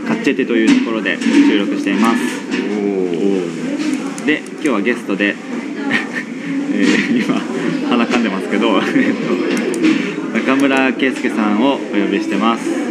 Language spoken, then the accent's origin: Japanese; Kasuga, Fukuoka, Japan; 福岡ですって話で